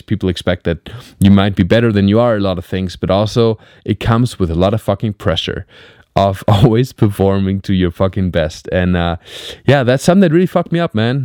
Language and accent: English; Black Forest, Baden-Württemberg, Germany; moved away as an adult; now in Los Angeles, United States; I'm in Germany. I'm in my hometown.